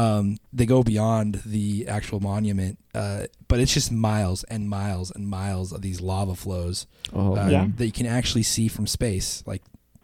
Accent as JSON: {"language": "English", "region": "Idaho", "country": "United States", "tie": "born or raised there", "said": "Yeah. Well, so I grew up in Idaho."}